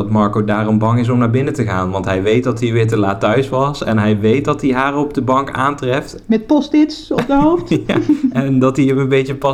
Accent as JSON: {"language": "Dutch", "country": "Netherlands", "accent": "soft G", "said": "Kijk, ik mag daar eigenlijk niet te veel over zeggen met mijn zachte G en ik maak mijn woorden ook niet af."}